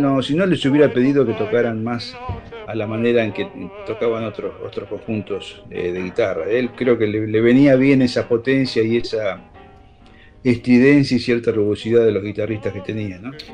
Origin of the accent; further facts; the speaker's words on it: Buenos Aires, Argentina; accent: porteño; como hablamos los porteños